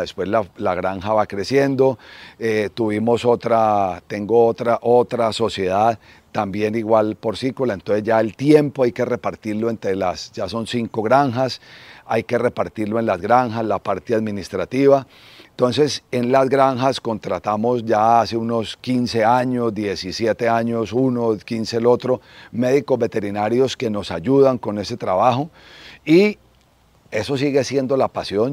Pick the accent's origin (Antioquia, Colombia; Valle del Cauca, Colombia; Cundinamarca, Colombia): Valle del Cauca, Colombia; Cali; also born or lived in Manizales; soy caleño, eh, estudié en el Colegio Bermans en Cali